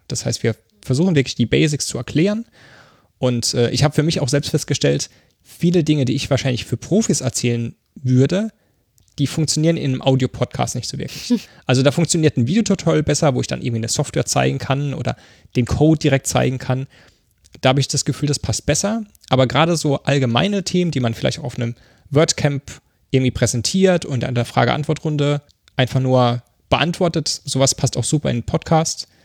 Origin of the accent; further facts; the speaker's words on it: Mannheim, Baden-Württemberg, Germany; moved away as an adult; now in Berlin, Germany; Ich komme ursprünglich aus Mannheim, bin aber vor über neun Jahren nach Berlin gezogen.